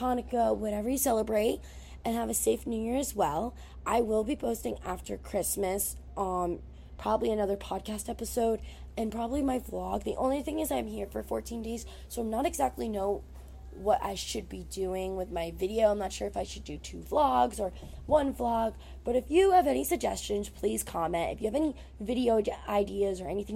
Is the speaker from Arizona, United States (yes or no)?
no; New Jersey, United States; I'm from Jersey